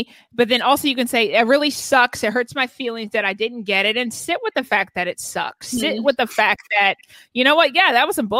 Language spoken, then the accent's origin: English; the South, United States; I grew up in the South